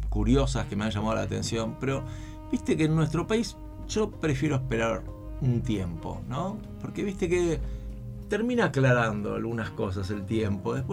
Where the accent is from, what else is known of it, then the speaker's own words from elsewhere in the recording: Italy; now in Germany; Me y eso que soy un italiano viviendo en Alemania. O sea, no soy un alemán original.